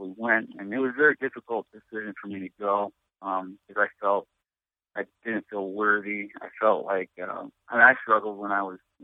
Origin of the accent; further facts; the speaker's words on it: Chicago, Illinois, United States; moved away as an adult; now in Watertown, United States; I'm from Chicagoland area, South Side